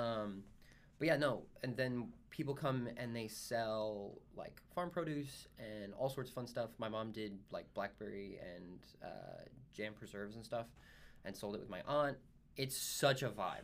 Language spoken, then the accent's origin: English; Dayton, Tennessee, United States; I'm from Dayton, Tennessee, but it's thirty minutes north of Chattanooga